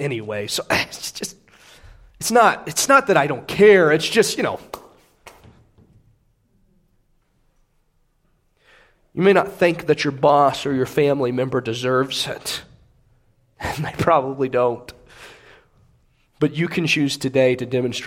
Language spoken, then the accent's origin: English; United States; I am proud to be an American